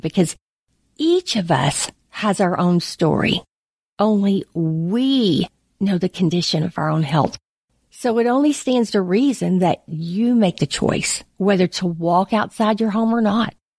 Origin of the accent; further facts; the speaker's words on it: United States; as an American, as a believer